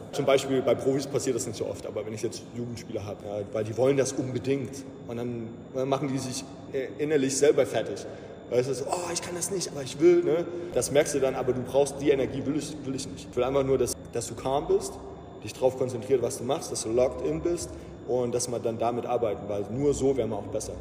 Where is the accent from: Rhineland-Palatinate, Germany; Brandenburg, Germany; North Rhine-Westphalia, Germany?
Rhineland-Palatinate, Germany; the area around Ramstein; also born or lived in Iowa / Atlanta; ich bin halt auch hier in der Gegend aufgewachsen